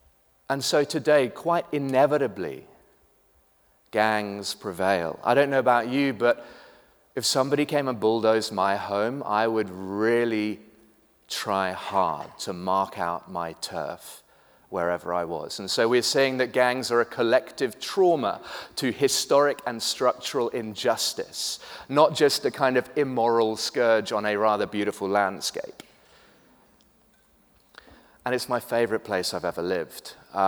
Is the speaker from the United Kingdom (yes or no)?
yes; United Kingdom; now in Cape Town, South Africa; I am British, but have lived in Cape Town for the last 14 years. Slightly confused accent, if you're trying to place it, that's what it is.